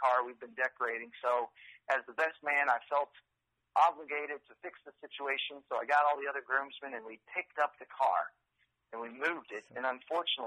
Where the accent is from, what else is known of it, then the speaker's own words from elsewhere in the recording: Texas, United States; also born or lived in California; now in Austin, United States; kindergarten through college, I was in Texas